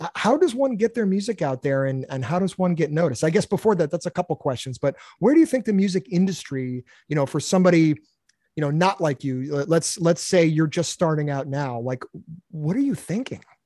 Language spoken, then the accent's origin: English; Massachusetts, United States; I grew up in Massachusetts